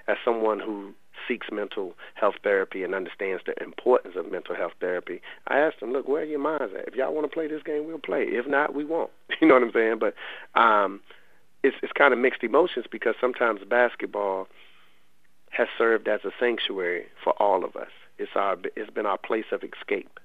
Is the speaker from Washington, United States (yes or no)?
no; Raleigh, North Carolina, United States; I'm from the Lane Street Housing Projects in Raleigh. And I lived over half my life in those projects.